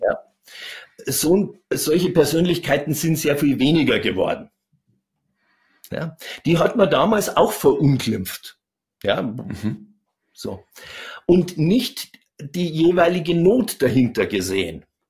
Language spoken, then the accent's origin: German; Chiemgau, Upper Bavaria, Germany; ich bin im Chiemgau groß geworden, also in Oberbayern.